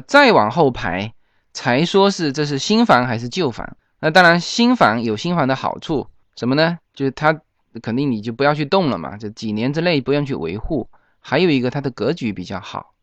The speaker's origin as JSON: {"language": "Chinese", "country": "China", "also_born_or_lived": "Los Angeles area, United States", "moved": "yes", "lives_now": "Los Angeles, United States", "said": "我们中国人已经住惯了那种筒子楼、高楼"}